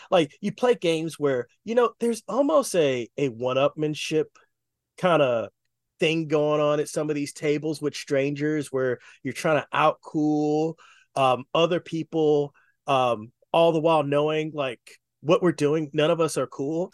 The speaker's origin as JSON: {"language": "English", "town": "Oakland", "region": "California", "country": "United States", "tie": "born or raised there", "moved": "as an adult", "lives_now": "Los Angeles, United States", "said": "I grew up in the Bay Area"}